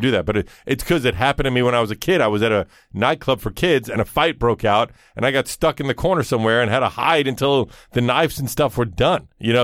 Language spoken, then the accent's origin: English; New York City, New York, United States; growing up in Brooklyn